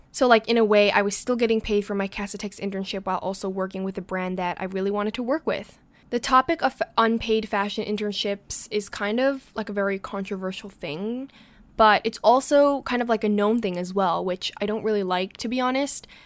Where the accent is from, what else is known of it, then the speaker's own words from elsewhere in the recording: New York City, New York, United States; being a New Yorker myself